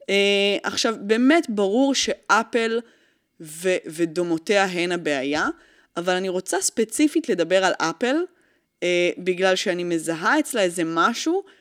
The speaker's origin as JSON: {"language": "Hebrew", "country": "France", "said": "אני צרפתי, וכל מה שמשתמע מכך."}